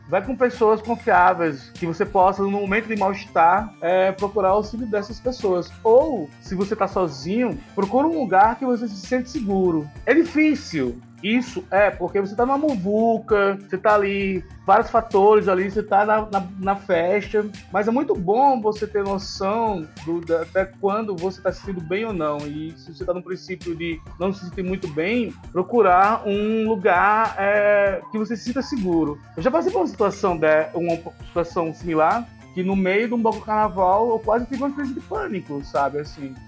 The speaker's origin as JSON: {"language": "Portuguese", "region": "Northeast Region", "country": "Brazil", "moved": "yes", "lives_now": "São Paulo, Brazil", "said": "Eu sou nordestino"}